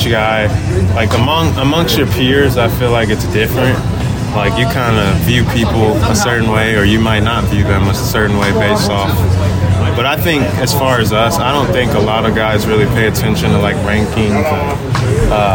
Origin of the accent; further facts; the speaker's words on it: Texas, United States; growing up in Texas